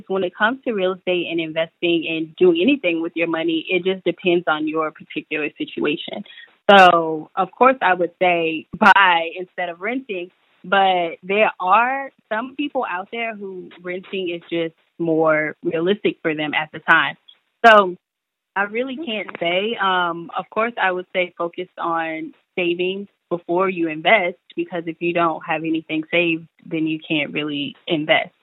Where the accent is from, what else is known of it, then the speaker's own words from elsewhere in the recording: Tampa, Florida, United States; moved away as an adult; also born or lived in Washington, D.C. / Maryland; now in Atlanta, United States; I'm from Tampa, Florida, originally. As you mentioned, I graduated from Howard University. So I basically left Tampa or Florida in general at 18